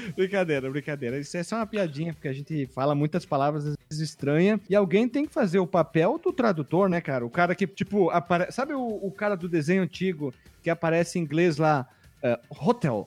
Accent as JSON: {"language": "Portuguese", "region": "interior of Paraná", "country": "Brazil", "said": "nós somos do interior do Paraná"}